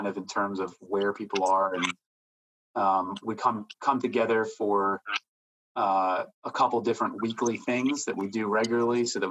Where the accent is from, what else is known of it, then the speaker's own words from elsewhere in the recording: outside of Philadelphia, Pennsylvania, United States; moved away as an adult; now in Raleigh, United States; I grew up in outside of Philadelphia, been here in Raleigh since 2012